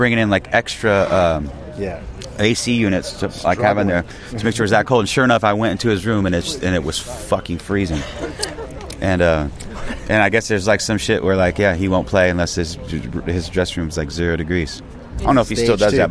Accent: Northern California, United States; we're from Northern California

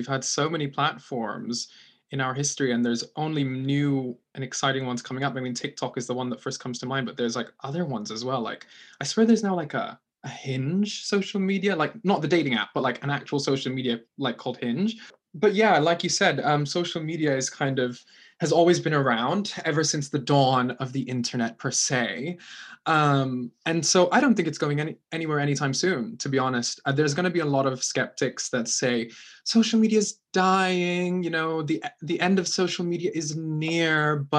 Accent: Philippines; My accent's really fucked because I grew up in the Philippines, which the people tend to have like American accents over there.

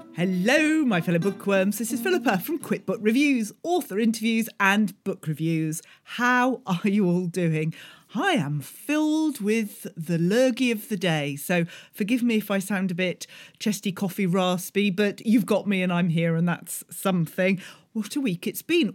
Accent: United Kingdom; being British

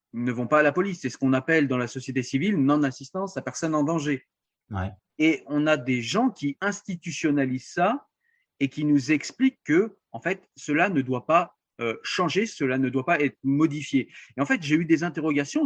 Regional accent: France; je suis français

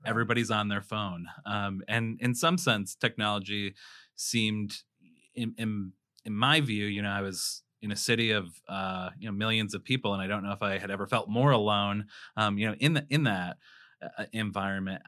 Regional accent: South Dakota, United States; also born or lived in Chicago; I was born and raised in South Dakota

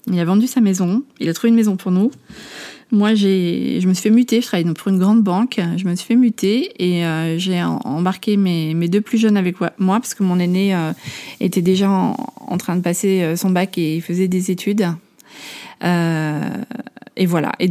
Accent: Amsterdam, North Holland, Netherlands; En fait, j'ai grandi à Amsterdam. mes parents sont français, mais ma maman était mariée avec un Néerlandais. Donc, c'est la raison pour laquelle j'étais expatriée enfant. Donc je parlais néerlandais

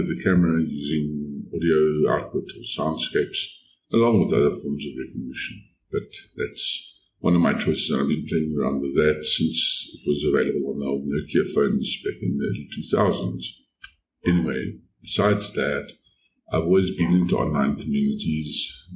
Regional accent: South Africa; I am from South Africa

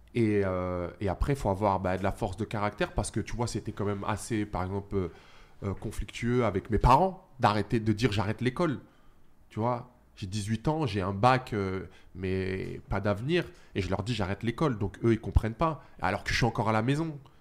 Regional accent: Saint-Cyr-l'École, Île-de-France, France; moved away as an adult; also born or lived in Australia; now in Los Angeles, United States; j'ai grandi euh, bah, dans une petite cité HLM à Saint-Cyr-l'École.

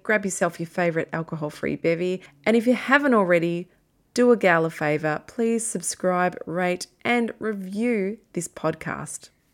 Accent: Castlemaine, Victoria, Australia; I'm from Castle Main

